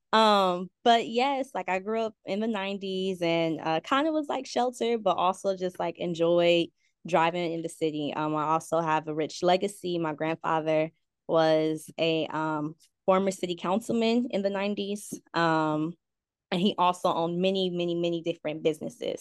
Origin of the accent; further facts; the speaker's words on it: Compton, California, United States; also born or lived in San Diego; I'm from Compton, born and raised, still currently residing in my childhood home